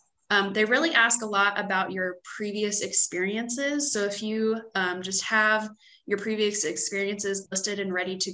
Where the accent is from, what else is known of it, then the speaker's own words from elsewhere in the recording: Columbus, Indiana, United States; moved away as an adult; now in Louisville, United States; I'm originally from Columbus, Indiana, and I recently moved to Louisville, so that's where I'm located now.